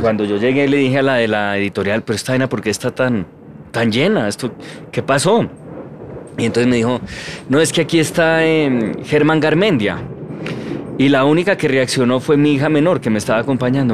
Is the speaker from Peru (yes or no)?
no; Colombia; somos colombianos estándar